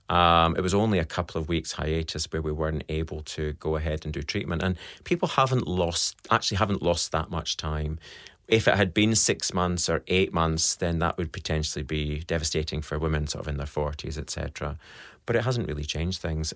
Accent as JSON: {"language": "English", "region": "Scotland", "country": "United Kingdom", "accent": "Scottish", "moved": "yes", "lives_now": "Australia", "said": "you can tell by my accent, I'm Scottish"}